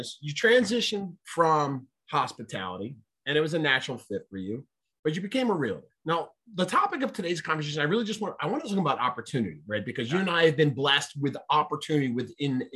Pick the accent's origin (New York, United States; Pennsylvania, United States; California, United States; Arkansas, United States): Pennsylvania, United States; Philadelphia; I'm from Philadelphia. There's a city of 4 million people.